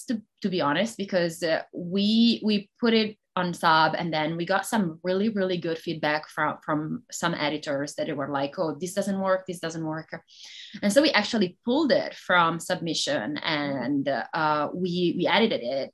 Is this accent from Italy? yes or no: yes; Italy; first language Italian; English is a second language; moved away as an adult; now in United States; I'm Italian. So that would be my first language